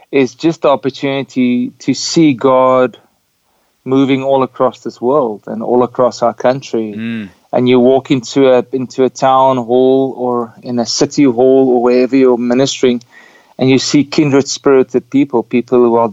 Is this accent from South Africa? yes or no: no; Windhoek, Khomas, Namibia; my travel started in Namibia because I was born in Windhoek.